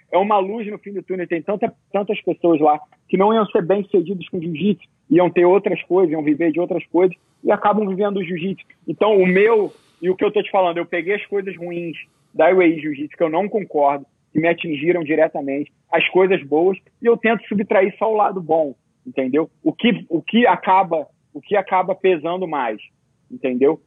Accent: Brazil; moved away; also born or lived in Abu Dhabi; eu sou brasileiro

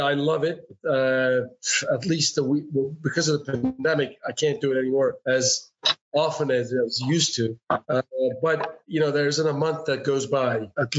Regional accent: Erzurum, Turkey; my hometown, for example, all the way east, close to a Russian border. The city arises, it's called Erzurum, and it's above the sea level, 2,000 meters

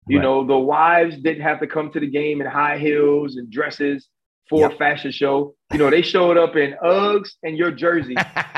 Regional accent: Louisiana, United States; moved away; I'm from Louisiana, and football's king, right?

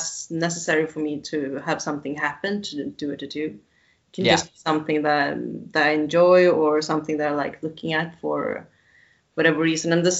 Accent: Sweden; where I'm from Sweden

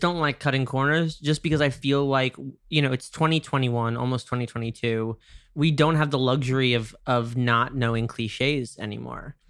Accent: New York, United States; I'm from New York

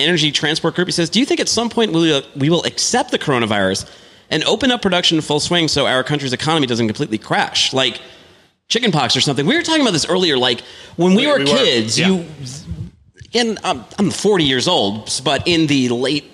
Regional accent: Northeast, United States; I'm from the Northeast. I haven't seen a lot of tornadoes in my life

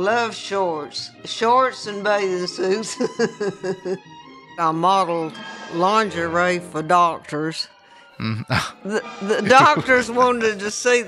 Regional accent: Chattanooga, Tennessee, United States; I was born in Chattanooga, Tennessee

